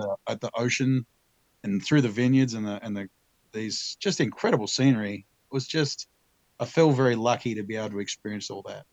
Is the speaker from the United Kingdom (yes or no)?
no; Tasmania, Australia; moved away; also born or lived in Omaha; I'm from Tasmania originally, the island off the southeast coast of Australia